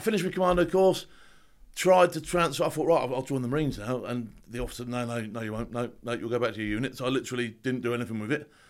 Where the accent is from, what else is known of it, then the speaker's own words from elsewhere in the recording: Southampton, South East England, United Kingdom; also born or lived in Lambeth, London; I was adopted to a family down south. Now, this family in Southampton, they thought they were sort of like middle class, but they weren't.